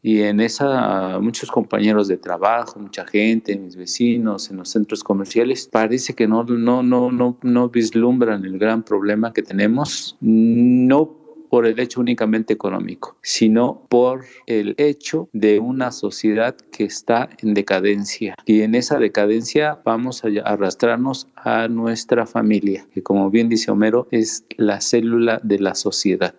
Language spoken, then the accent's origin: Spanish; Mexico; somos grandiosos como mexicanos